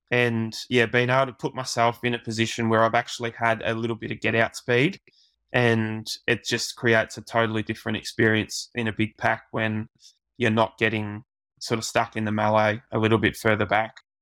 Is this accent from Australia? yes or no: yes; Australia; as an Aussie